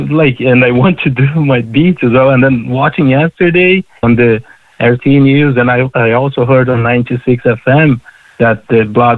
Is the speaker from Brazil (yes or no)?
yes; Brazil; English is a second language; moved away as an adult; now in Ireland; Because I'm South American.